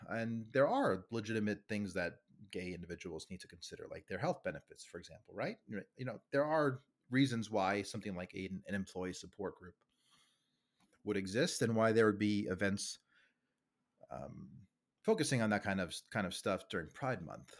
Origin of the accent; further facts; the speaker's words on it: New York, United States; I'm from New York. I'm a New Yorker born and raised